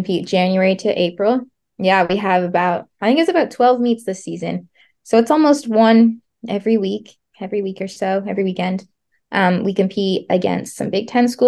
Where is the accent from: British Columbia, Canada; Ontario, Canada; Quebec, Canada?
Ontario, Canada; Cambridge; moved away as an adult; now in Nebraska, United States; I'm from Cambridge, Ontario in Canada.